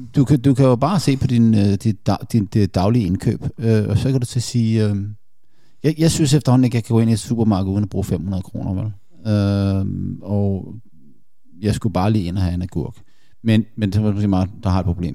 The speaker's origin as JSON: {"language": "Danish", "country": "Denmark"}